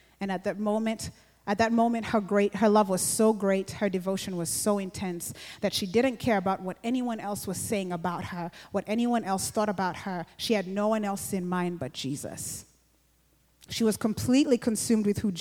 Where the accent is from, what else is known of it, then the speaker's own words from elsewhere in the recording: Uganda; I grew up in Uganda, and like we still have kingdoms for some of the tribes there